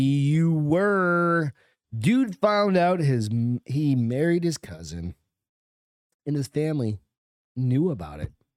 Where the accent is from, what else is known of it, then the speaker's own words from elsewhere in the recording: Hampton, New Hampshire, United States; moved away; New Hampshire, where I grew up